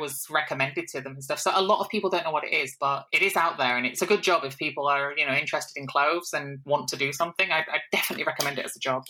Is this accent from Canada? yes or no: no; Hull, Yorkshire and the Humber, United Kingdom; moved away as an adult; also born or lived in Manchester; I grew up in Hull, and from the age of 18, I moved across the other side of the country to a city called Manchester